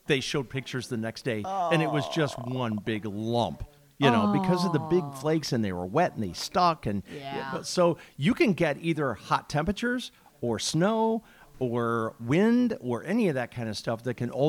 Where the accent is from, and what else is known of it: Illinois, United States